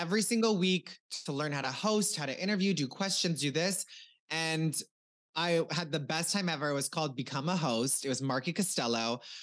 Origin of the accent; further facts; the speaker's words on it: Cozad, Nebraska, United States; moved away as an adult; also born or lived in Omaha, Nebraska; now in Los Angeles, United States; I am from Nebraska, a very small town, four thousand people